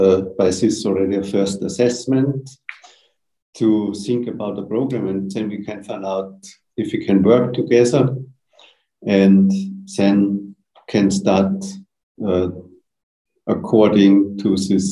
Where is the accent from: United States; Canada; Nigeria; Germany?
Germany; Munich, Bavaria; I'm from Germany, from Munich in the south of Germany.